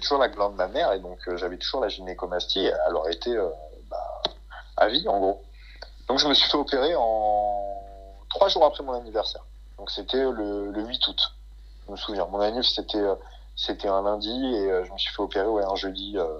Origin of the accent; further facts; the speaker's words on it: France; on est français